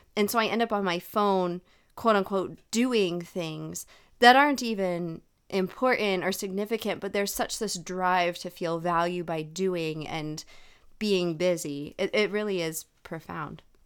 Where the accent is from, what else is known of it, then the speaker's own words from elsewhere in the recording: United States; I'm speaking as an American in the American culture